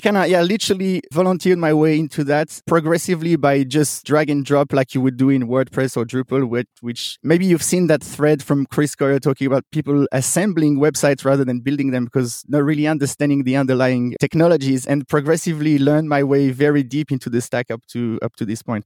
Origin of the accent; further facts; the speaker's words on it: Switzerland; moved away as an adult; also born or lived in Sydney, Australia; I'm originally from Switzerland